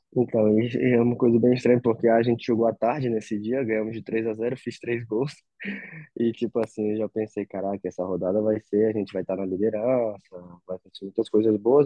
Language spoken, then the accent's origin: Portuguese; Acre, Brazil; moved away; also born or lived in Rio de Janeiro; Que eu sou do Acre, um lugar muito longe